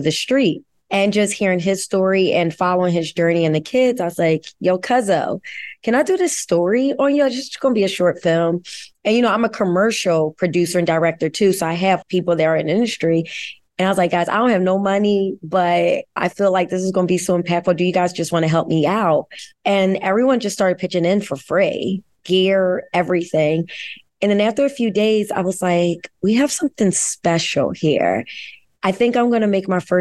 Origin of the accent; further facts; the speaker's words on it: Philadelphia, Pennsylvania, United States; I'm born and raised in Philadelphia, grew up uptown, still live uptown